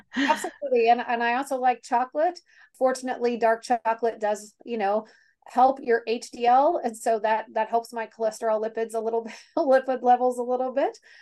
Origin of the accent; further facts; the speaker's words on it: Kansas City, United States; moved away; born and raised in Kansas City, very Kansas City gal